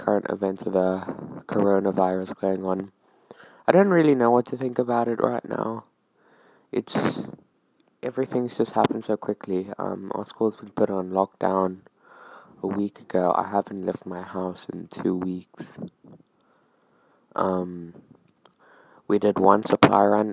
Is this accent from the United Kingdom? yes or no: no; South Africa; I'm from South Africa